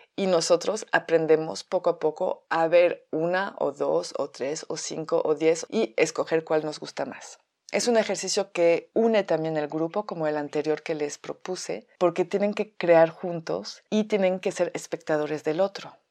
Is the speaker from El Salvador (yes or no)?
no; France; Spanish is a second language; moved away as an adult; now in Mexico; llevo viviendo en México 14 años, soy francesa